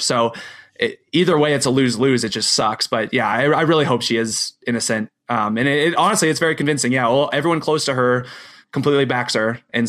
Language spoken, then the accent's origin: English; Iowa, United States; I'm from Iowa.